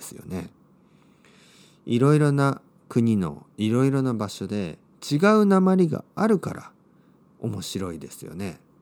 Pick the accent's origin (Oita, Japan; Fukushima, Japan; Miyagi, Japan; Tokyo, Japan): Oita, Japan; accent: Oita dialect; 僕の出身の大分大分弁